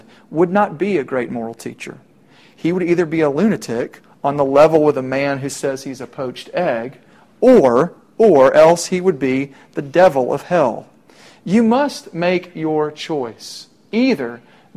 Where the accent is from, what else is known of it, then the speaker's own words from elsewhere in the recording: Middle Tennessee, United States; I'm from Middle Tennessee